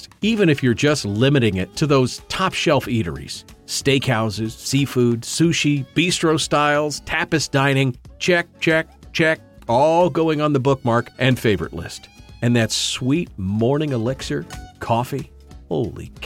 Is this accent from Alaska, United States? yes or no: yes; Fairbanks, Alaska, United States; moved away; heading back to my hometown of Fairbanks in the interior of Alaska